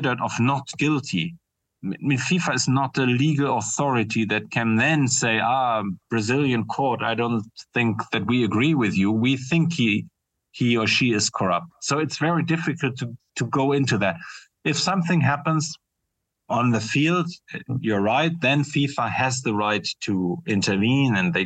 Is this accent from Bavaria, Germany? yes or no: no; Bremen, Germany; moved away; my hometown, Bremen in northern Germany